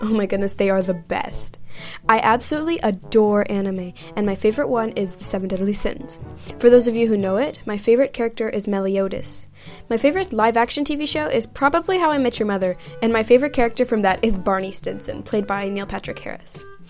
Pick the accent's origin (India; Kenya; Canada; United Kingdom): Kenya; also born or lived in United States / Netherlands; I am Kenyan and American, and consider myself an expat kid. I have lived in 7 different countries and moved 8 times.